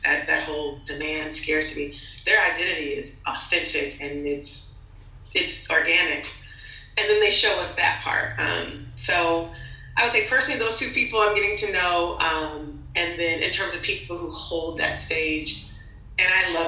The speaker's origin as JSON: {"language": "English", "town": "Los Angeles", "region": "California", "country": "United States", "tie": "born or raised there", "said": "I'm from LA. I was raised in Hollywood"}